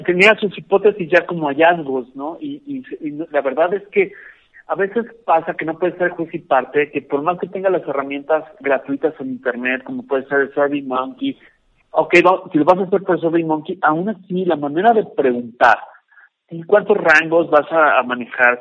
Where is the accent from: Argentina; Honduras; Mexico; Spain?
Mexico; yo soy mexicano, más mexicano que el mole